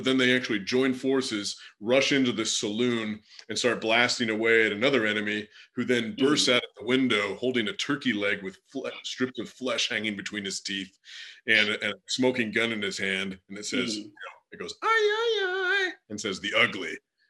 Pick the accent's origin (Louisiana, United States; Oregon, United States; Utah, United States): Oregon, United States; I grew up out West in Oregon.